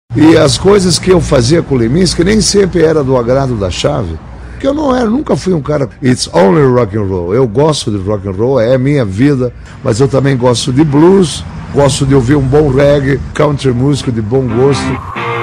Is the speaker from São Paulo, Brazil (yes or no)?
no; Curitiba, Paraná, Brazil; also born or lived in Porto Alegre; nasci em Porto Alegre, vim para Curitiba com 3 anos de idade